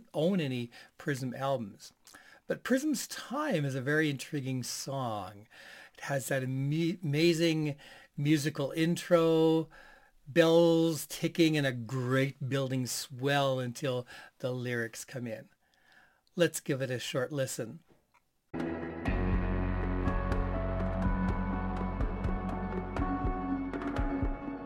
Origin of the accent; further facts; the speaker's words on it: Canada; as a Canadian